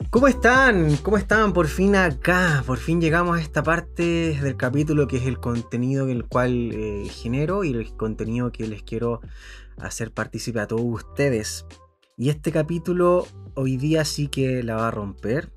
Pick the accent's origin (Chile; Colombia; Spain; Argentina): Chile; como buen chileno